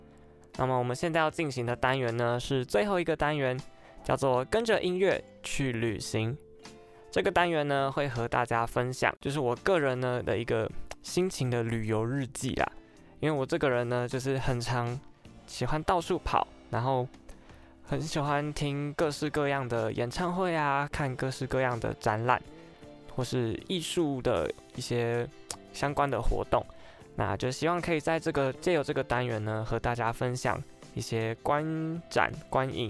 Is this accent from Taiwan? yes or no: yes; northern Taiwan, Taiwan; 因为我本身是北部人，所以也很少有机会可以到南部去这样走走看看。